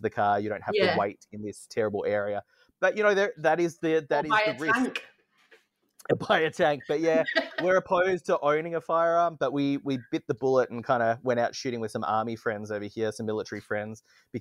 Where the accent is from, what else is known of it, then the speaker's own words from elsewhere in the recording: Australia; moved away as an adult; now in Arizona, United States; as an Australian